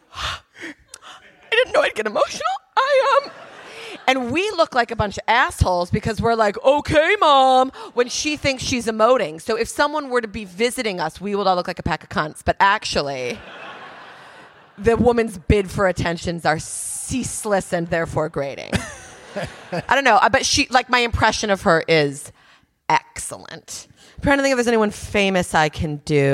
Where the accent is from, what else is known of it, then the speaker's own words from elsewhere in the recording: United States; moved away; also born or lived in New York; As an American